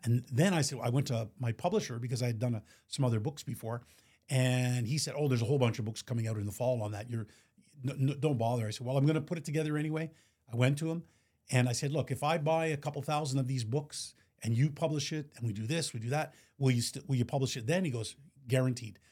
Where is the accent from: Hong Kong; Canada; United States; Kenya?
Canada; Montreal, Quebec; born and raised in Montreal